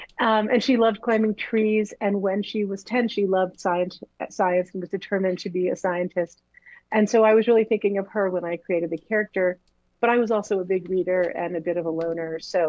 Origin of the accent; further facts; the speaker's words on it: Woodbridge, Connecticut, United States; moved away as an adult; now in Los Angeles, United States; Yep, I grew up in Woodbridge and I went to Hopkins.